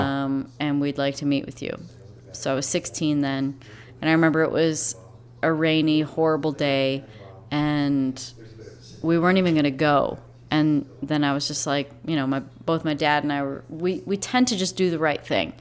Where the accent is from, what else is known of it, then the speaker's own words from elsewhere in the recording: South Beloit, Illinois, United States; also born or lived in England; I was born in Beloit, Wisconsin, but we grew up in South Beloit, Illinois